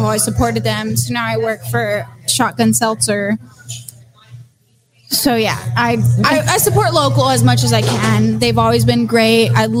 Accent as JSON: {"language": "English", "area": "the Valley", "region": "Texas", "country": "United States", "said": "I'm actually from the Valley, where 5x5 is brewed."}